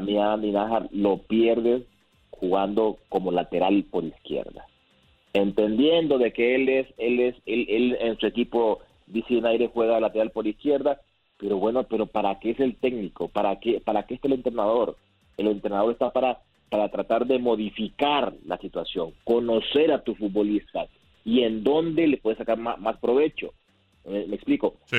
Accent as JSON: {"language": "Spanish", "country": "Honduras", "said": "como hondureño que soy"}